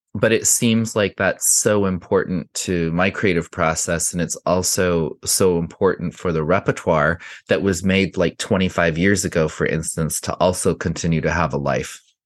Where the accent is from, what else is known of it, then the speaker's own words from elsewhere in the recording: Santa Fe, New Mexico, United States; moved away; I grew up in Santa Fe in the nineteen seventies and early eighties in a Hispanic neighborhood called Casa Solana